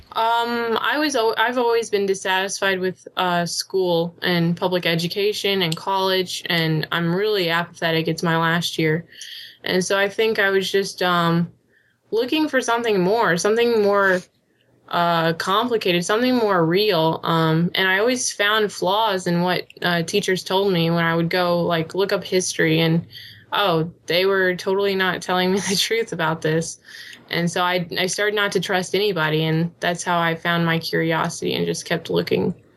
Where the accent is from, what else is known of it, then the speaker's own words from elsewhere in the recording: Illinois, United States; I'm from, hey. Illinois.